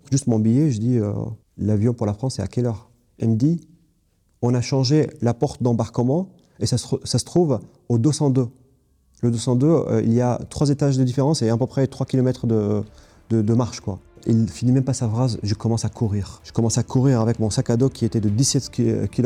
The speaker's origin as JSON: {"language": "French", "town": "Kobani", "region": "Aleppo Governorate", "country": "Syria", "also_born_or_lived": "Istanbul, Turkey", "second_language": "French", "moved": "as an adult", "said": "je viens de Ain al arab qui est Kobani en kurde, euh, donc qui a un village kurde"}